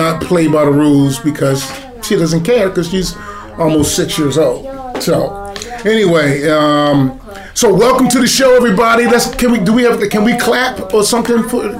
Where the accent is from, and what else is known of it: Baltimore, Maryland, United States; born or raised there